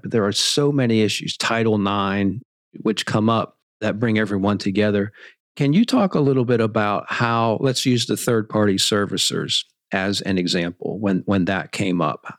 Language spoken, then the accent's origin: English; Pittsburgh, Pennsylvania, United States; I'm from Pittsburgh